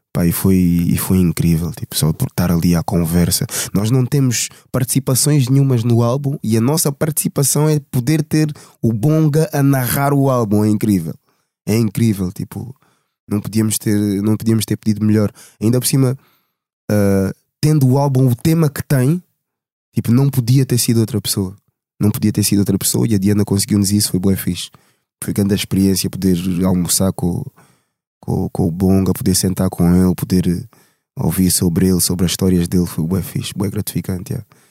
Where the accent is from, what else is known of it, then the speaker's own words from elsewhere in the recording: Portugal; Eu nasci em Portugal. Os meus pais são angolanos, os dois